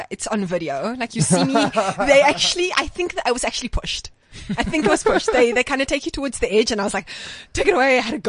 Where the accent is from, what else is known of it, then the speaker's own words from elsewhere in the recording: Port Elizabeth, Eastern Cape, South Africa; moved away; it's in the Eastern Cape. It's my hometown.